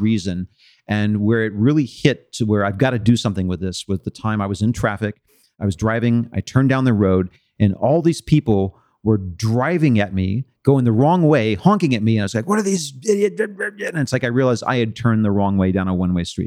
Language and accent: English; Austin, Texas, United States; when I was a kid growing up in Austin